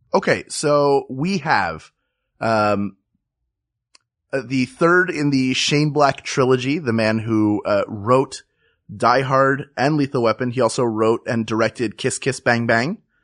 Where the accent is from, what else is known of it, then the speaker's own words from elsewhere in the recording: Philadelphia, Pennsylvania, United States; I grew up in Philadelphia, but I grew up in the Northeast, which is a, like, a neighborhood